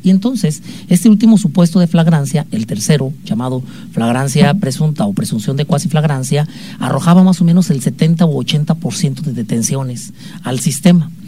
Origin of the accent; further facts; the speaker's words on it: Mexico; como buenos mexicanos